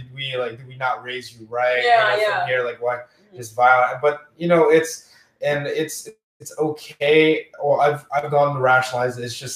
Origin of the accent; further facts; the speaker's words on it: Philippines; I'm Filipino. I come very traditional, like a Roman Catholic, like setting.